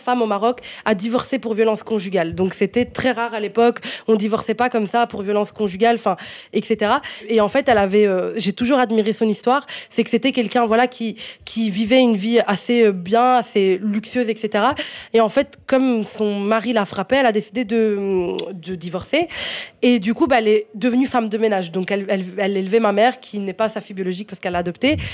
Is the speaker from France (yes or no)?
no; Italy; French is a second language; moved away as an adult; also born or lived in Morocco (ancestry); now in Belgium; j'ai déménagé d'Italie, donc j'ai grandi en Italie, en fait, jusqu'à mes 18 ans